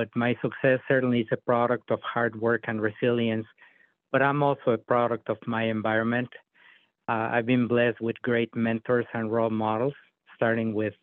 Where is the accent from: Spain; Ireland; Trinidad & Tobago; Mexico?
Mexico; Mexico City; moved away as an adult; also born or lived in North Dakota; now in United States; I was born in Mexico City. I was raised in a very poor area of the city